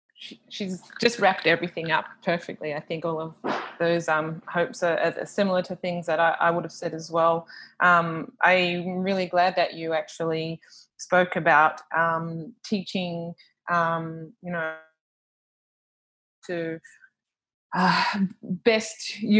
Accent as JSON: {"language": "English", "country": "Australia", "lives_now": "Papua New Guinea", "said": "when I'm moving from Australia and coming to PNG and life is a little bit slower"}